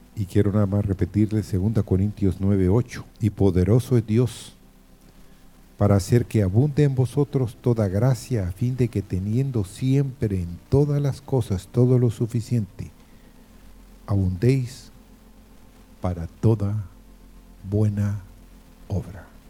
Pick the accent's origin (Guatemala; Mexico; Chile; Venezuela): Guatemala; moved away; soy guatemalteco, pero no vivo en este país. Vivo en otro país